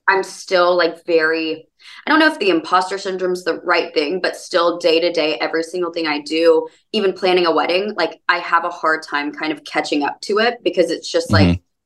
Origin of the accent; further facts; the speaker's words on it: Birmingham, Alabama, United States; moved away; I'm from Birmingham